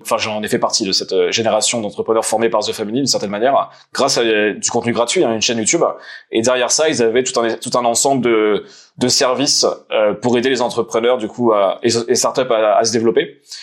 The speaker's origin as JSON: {"language": "French", "town": "Nancy", "region": "Grand Est", "country": "France", "tie": "born or raised there", "said": "je suis de Nancy, originaire de Nancy, donc dans le Nord-Est"}